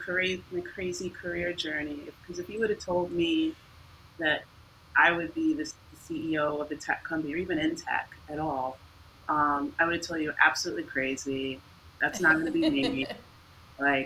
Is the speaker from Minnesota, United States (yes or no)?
no; New York, United States; I'm from New York originally